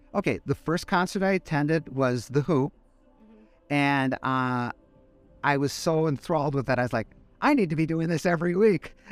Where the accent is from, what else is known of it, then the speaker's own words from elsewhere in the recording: Madison, Wisconsin, United States; moved away as an adult; now in Fort Wayne, United States; I am from Madison, Wisconsin